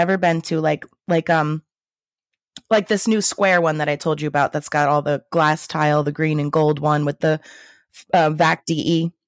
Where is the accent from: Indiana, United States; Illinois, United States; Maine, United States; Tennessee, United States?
Illinois, United States; I'm from Illinois, and I will dispute that.